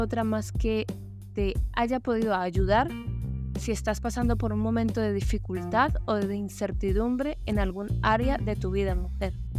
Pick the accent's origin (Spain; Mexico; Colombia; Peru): Colombia; moved away; Colombia, mi país de origen